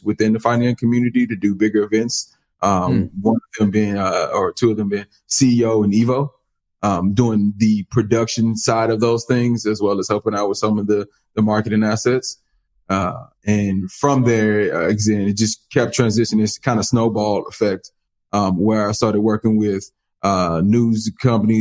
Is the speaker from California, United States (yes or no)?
no; Dallas, Texas, United States; my hometown, Dallas